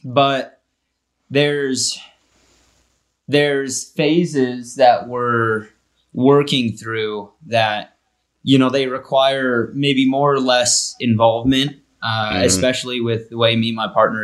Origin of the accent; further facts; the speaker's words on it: Sierra Nevada mountain ranges, Kennedy Meadows, California, United States; moved away as an adult; also born or lived in Northwest Wyoming; now in Wyoming, United States; I live in Northern Wyoming, Northwest Wyoming. And so I grew up in the Sierra Nevada mountain ranges up by Kennedy Meadows